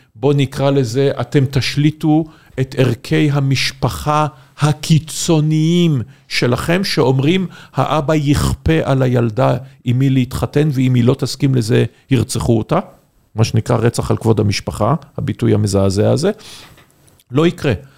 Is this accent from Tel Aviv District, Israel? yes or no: no; Haifa, Haifa District, Israel; אני חיפאי